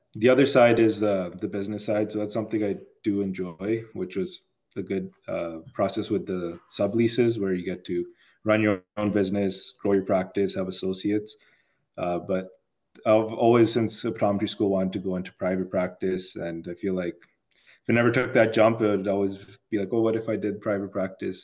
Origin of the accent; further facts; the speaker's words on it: Toronto, Ontario, Canada; also born or lived in Chicago; I grew up in Toronto. Went to school in Chicago. Uh, moved back to Toronto